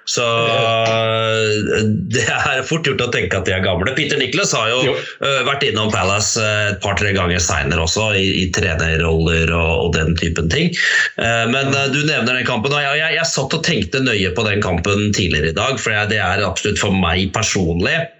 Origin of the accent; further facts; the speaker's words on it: Harestua, Innlandet, Norway; hjemme på Harestua.